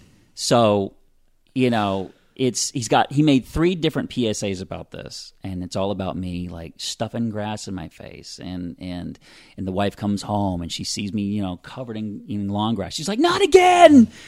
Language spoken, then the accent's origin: English; Pensacola, Florida, United States; also born or lived in California / Louisiana; Yeah, I'm from Pensacola. I was born here. My family and I moved all over the place